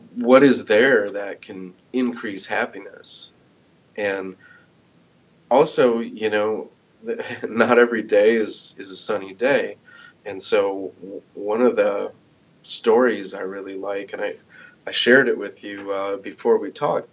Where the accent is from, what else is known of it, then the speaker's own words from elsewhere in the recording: United States; now in Iowa City, United States; grew up in my hometown in the Quad Cities